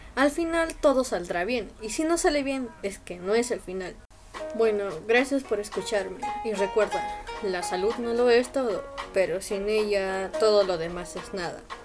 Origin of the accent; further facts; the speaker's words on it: Peru; soy de Perú